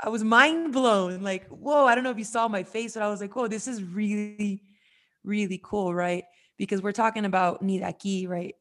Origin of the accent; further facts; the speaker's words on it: United States; I was born in America